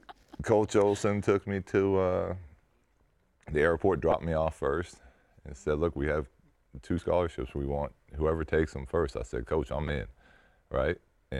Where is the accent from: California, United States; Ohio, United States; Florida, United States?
California, United States; San Diego; born or raised there